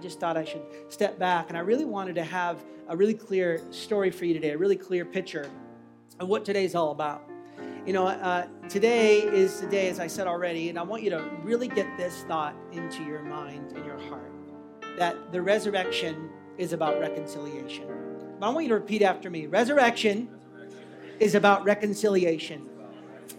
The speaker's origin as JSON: {"language": "English", "country": "United States", "moved": "yes", "said": "I'm American"}